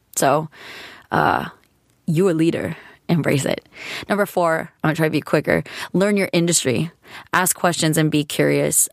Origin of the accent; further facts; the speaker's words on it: California, United States; being a California girl